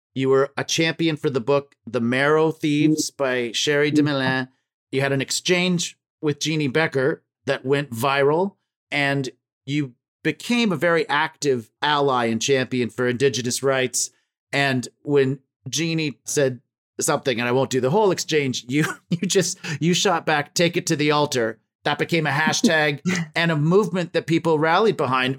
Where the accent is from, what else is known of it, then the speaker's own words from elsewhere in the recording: Ontario, Canada; I was born in Ontario